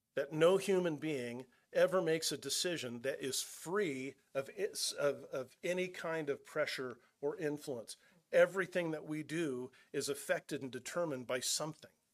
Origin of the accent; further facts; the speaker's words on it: California, United States; moved away; I'm originally from California. I'm not from Nebraska